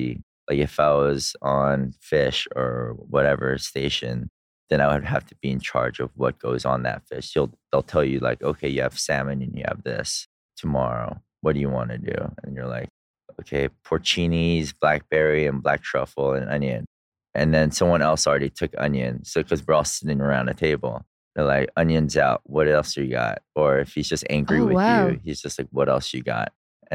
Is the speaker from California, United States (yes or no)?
yes; California, United States; moved away as an adult; also born or lived in Korea (ancestry); now in Dubai, United Arab Emirates; I'm a hippie from California